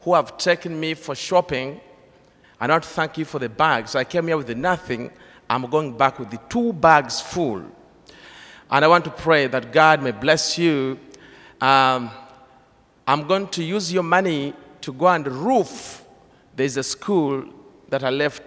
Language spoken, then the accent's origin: English; Uganda; I come from Uganda.